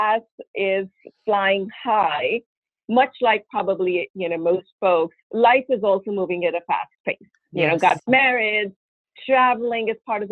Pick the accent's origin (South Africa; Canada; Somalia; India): India; moved away as an adult; also born or lived in Russia; now in United States; I was born in India, and I grew up mostly in India my early years. My dad was in Navy, so we traveled quite a bit through the country growing up.